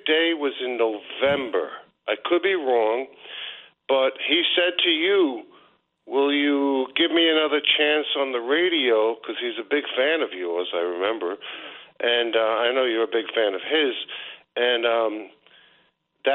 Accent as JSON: {"language": "English", "town": "New York City", "region": "New York", "country": "United States", "tie": "born or raised there", "moved": "yes", "lives_now": "Mexico", "said": "I grew up in Astoria"}